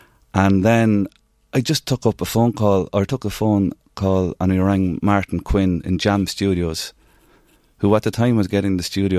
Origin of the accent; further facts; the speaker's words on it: Navan, Leinster, Ireland; My two big loves growing up in Navan was Navan Amahanis and music.